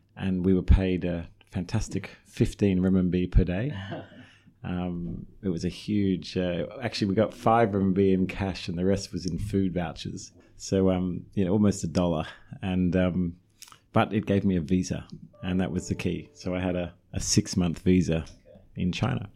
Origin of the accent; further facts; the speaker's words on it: Australia; moved away as an adult; also born or lived in Melbourne / Beijing; I'm Australian, obviously, so I studied in Melbourne